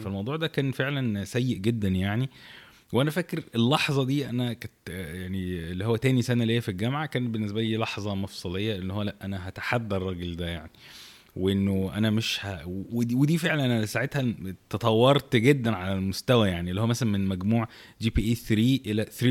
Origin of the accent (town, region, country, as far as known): Egypt